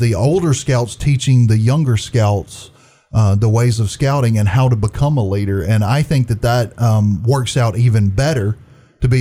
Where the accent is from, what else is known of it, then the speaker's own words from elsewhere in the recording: Trenton, Georgia, United States; Born and raised in Trenton